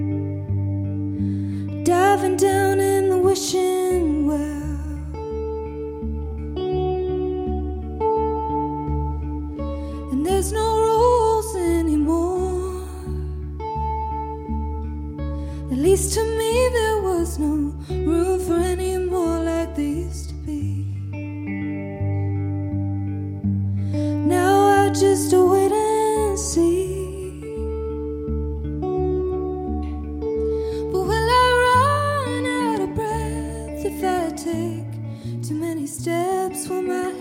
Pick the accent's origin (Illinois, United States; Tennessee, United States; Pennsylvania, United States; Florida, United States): Tennessee, United States; Nashville; I'm from Nashville